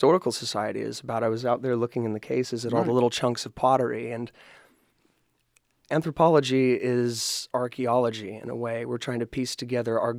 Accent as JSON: {"language": "English", "area": "Brown County", "region": "Indiana", "country": "United States", "tie": "born or raised there", "said": "Brown County being this is my hometown. I've been outside here, lived a couple other places, but this is the center of my universe"}